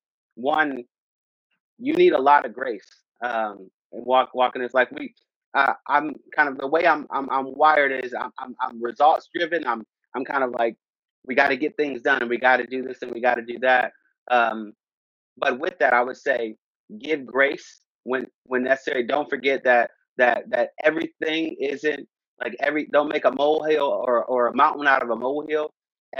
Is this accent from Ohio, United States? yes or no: yes; Akron, Ohio, United States; I grew up Akron, Ohio. That's where I'm from, kind of born and raised